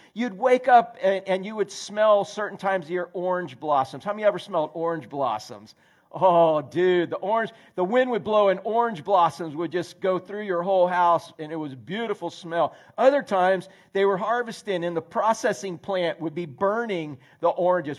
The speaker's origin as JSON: {"language": "English", "town": "Orlando", "region": "Florida", "country": "United States", "tie": "born or raised there", "said": "I grew up in Central Florida. I grew up in Orlando before there was a lick of concrete"}